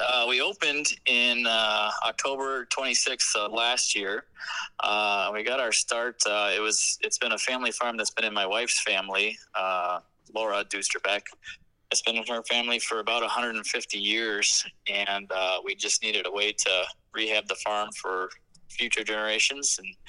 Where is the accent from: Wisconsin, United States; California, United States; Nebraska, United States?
Wisconsin, United States; Delavan; I'm from Delavan